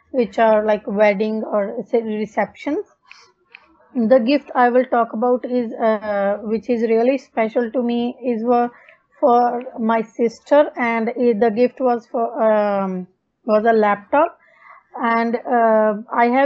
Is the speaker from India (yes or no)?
yes; Punjab, India; English is a second language; now in Darwin, Australia; I'm basically from Punjab, India. Currently, I'm living in Darwin, Australia.